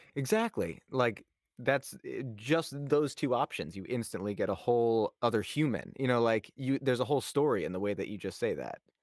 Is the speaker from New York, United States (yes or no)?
yes; New York, United States; I grew up in New York